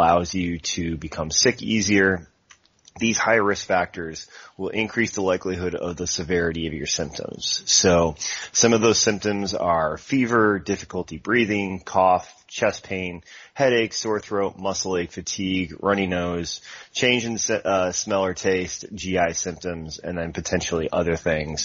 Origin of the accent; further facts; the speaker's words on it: Chicago, Illinois, United States; now in North Carolina, United States; I'm originally from the Chicago area, currently live in North Carolina now